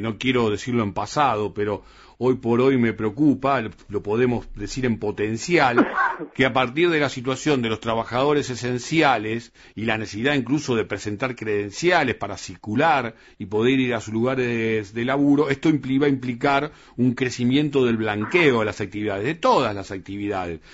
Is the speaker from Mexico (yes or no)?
no; Argentina; los argentinos